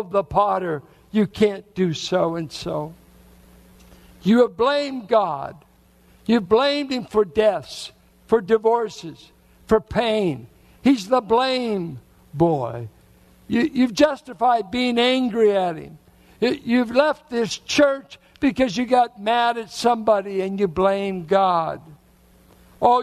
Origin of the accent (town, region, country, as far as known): Richmond, Virginia, United States; born or raised there